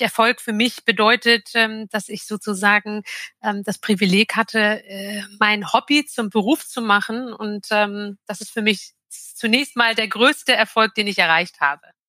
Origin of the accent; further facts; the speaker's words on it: Jork, Lower Saxony, Germany; in York im alten Land. Das ist ähm, 30 Kilometer südlich von Hamburg liegt es.